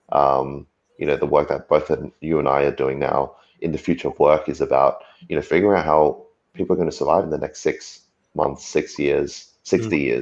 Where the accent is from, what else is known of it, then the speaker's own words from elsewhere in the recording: Australia; you kind of look across the waters in Australia where you know my hometown is